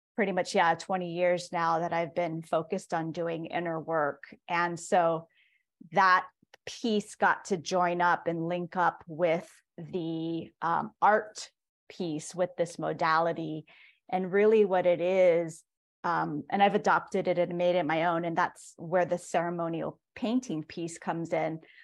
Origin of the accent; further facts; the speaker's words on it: Hilo, Hawaii, United States; I was born and raised in Hilo, Hawaii, and that's also where I'm currently based